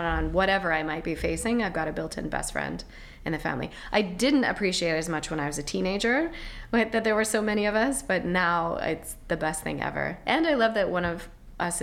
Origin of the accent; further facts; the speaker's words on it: Seattle, Washington, United States; moved away as an adult; also born or lived in California; now in Spain; in Seattle, actually. I was raised in Seattle. Well, my father was a fighter pilot in the Air Force, so my first 10 years of life were kind of all over the place